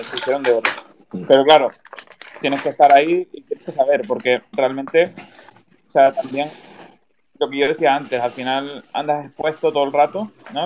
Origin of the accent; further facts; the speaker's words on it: Tenerife, Canary Islands, Spain; yo soy de Tenerife